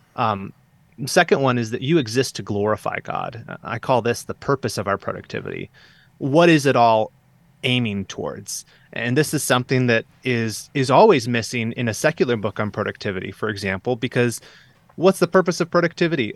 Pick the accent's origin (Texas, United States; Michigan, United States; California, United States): Michigan, United States; Southeast; moved away as an adult; I grew up here in Southeast Michigan